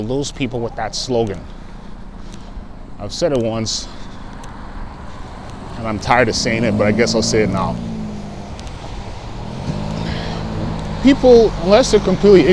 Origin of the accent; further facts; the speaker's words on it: Canada; being Canadian